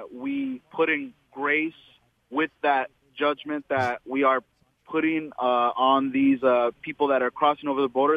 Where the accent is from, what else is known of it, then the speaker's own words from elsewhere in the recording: United States; I was born here. I was born in the States